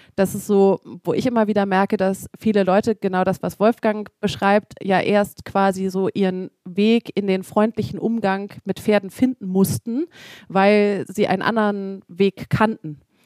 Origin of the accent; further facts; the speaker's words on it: Hamburg, Germany; ich komme ja mitten aus Hamburg